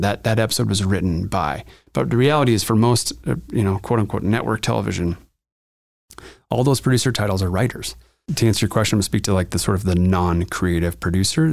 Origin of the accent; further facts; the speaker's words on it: Montana, United States; moved away as an adult; also born or lived in Los Angeles, California; now in Denver, United States; I grew up in Montana, in the wilds of Montana